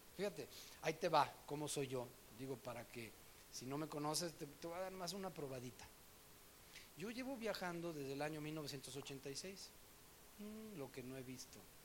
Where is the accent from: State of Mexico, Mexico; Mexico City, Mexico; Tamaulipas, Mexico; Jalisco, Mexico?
Mexico City, Mexico; me acuerdo en la escuela, en el DF donde yo estudié, eh, estaba yo en la secundaria